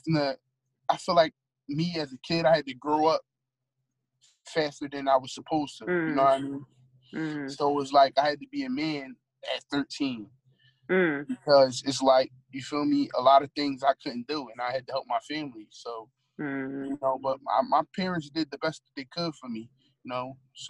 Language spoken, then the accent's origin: English; Philadelphia, Pennsylvania, United States; growing up in Philly